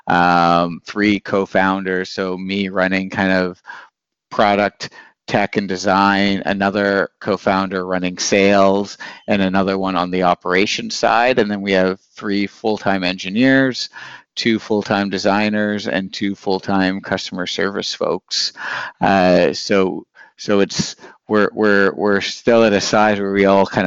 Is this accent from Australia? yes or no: no; Northern Ontario, Canada; moved away as an adult; now in Berlin, Germany; So I'm from Northern Ontario in a mining kind of city